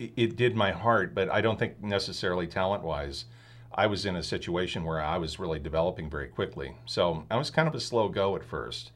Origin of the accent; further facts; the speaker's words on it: Philomath, Oregon, United States; moved away as an adult; also born or lived in San Diego, California / Australia / Rogue Valley, Oregon; I pretty much was born in San Diego and grew up in Paloma, Oregon, which is, uh, outside of Corvallis